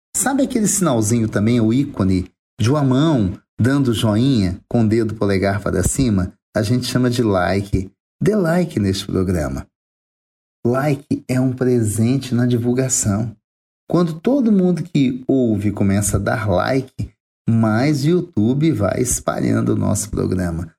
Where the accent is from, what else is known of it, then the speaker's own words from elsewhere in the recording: Minas Gerais, Brazil; eu pergunto como bom mineiro